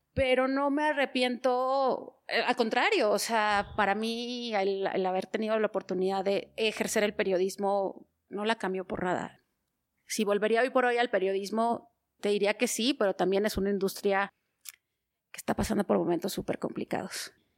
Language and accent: Spanish; Torreón, Coahuila, Mexico; also born or lived in Gómez Palacio, Durango; yo nací en Torreón, en estricto sentido en Gómez Palacio, pero para mayor referencia geográfica en Torreón